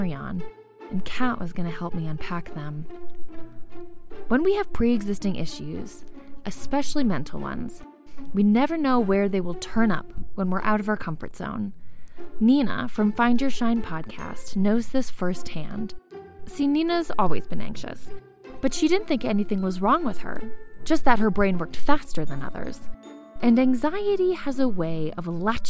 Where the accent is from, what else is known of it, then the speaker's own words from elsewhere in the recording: United States; moved away as an adult; now in Mexico; Once I left my homeland, one that's hostile to women's bodies